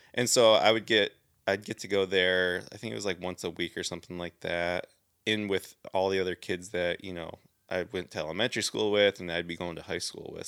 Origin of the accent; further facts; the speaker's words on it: Southeast Michigan, United States; moved away as an adult; also born or lived in California; I'm actually from Southeast Michigan, so about an hour north of Detroit